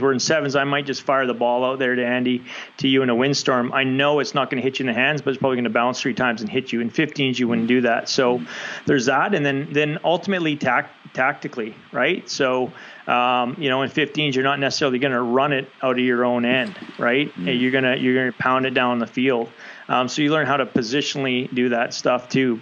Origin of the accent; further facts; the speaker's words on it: Canada; as a Canadian